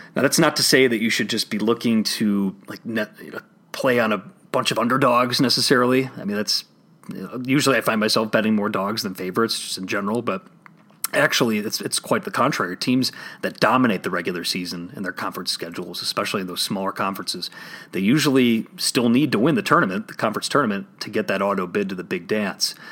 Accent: Illinois, United States; my home state of Illinois

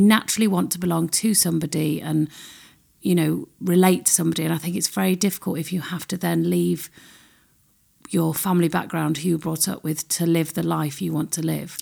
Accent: United Kingdom; We're very British

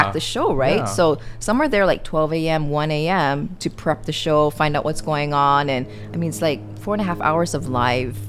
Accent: Hawaii, United States; moved away as an adult; also born or lived in Seattle, Washington / Bozeman, Montana / Las Vegas, Nevada; I'm from Hawaii

